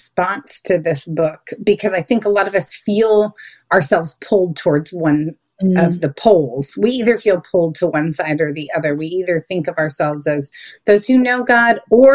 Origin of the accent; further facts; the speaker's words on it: Midwest, United States; now in North Carolina, United States; I'm originally from the Midwest